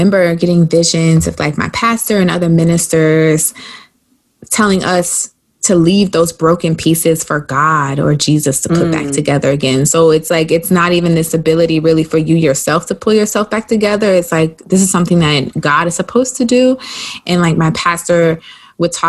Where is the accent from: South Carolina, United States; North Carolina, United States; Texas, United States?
South Carolina, United States; growing up in the South